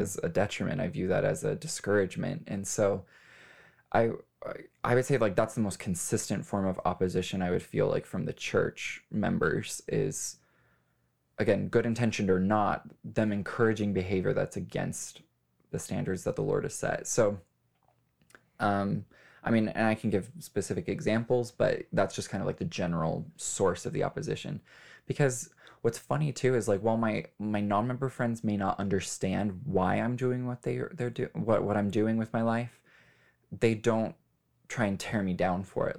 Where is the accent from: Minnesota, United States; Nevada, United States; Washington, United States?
Nevada, United States; Las Vegas; I was born and raised in Las Vegas.